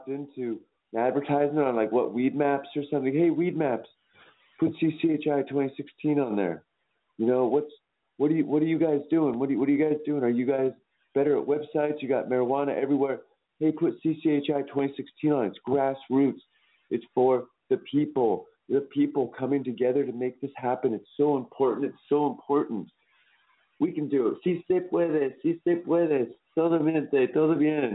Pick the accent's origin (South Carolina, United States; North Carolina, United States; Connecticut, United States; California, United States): California, United States; moved away as an adult; now in Costa Rica; I'm from California